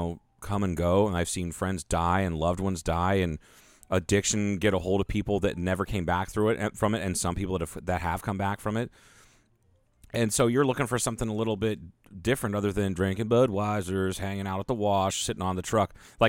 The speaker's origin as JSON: {"language": "English", "region": "Kentucky", "country": "United States", "said": "I'm from Lawrence County, Kentucky."}